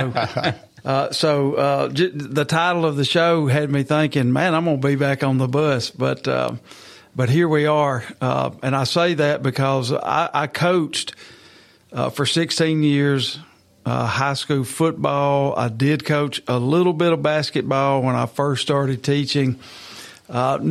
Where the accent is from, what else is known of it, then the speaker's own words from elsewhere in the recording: Marshall County, Tennessee, United States; I am from Marshall County. I attended Marshall County High School and graduated there in 1985